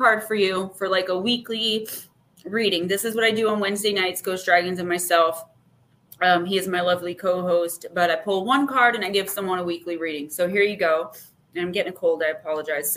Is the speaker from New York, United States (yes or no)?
no; Paterson, New Jersey, United States; I'm from New Jersey